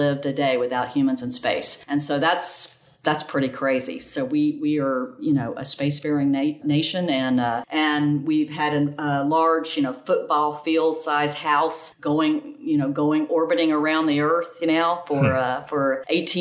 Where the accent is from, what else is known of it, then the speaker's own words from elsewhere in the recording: Gainesville, Florida, United States; now in Dallas, United States; I grew up in Gainesville, Florida